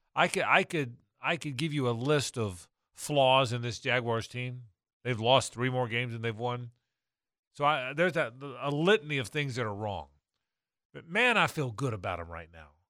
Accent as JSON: {"language": "English", "region": "the South", "country": "United States", "said": "I'm a Southerner, but I'm, I'm an old one"}